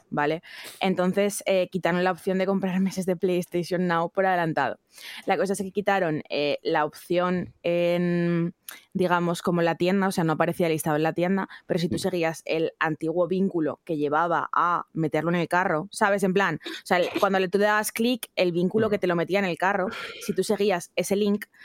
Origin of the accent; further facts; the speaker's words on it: Spain; somos españoles.